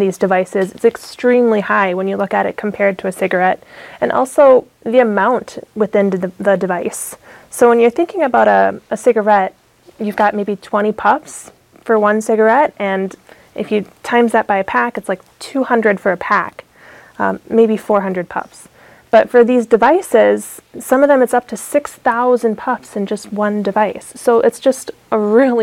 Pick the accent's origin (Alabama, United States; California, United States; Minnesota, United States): Minnesota, United States; Mankato; I'm from Mankato, Minnesota